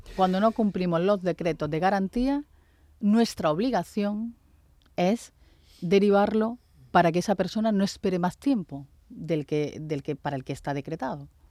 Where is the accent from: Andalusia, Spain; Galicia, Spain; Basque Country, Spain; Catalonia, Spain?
Andalusia, Spain; porque también somos andaluces